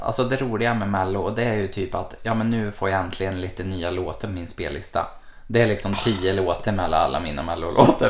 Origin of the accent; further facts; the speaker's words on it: Malmö, Skåne, Sweden; Jag har ju varit hemma i Malmö hela januari